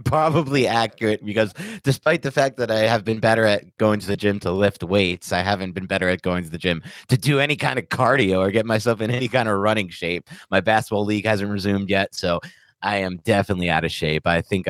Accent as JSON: {"language": "English", "country": "United States", "tie": "born or raised there", "said": "growing up in the New York, New Jersey area my whole life"}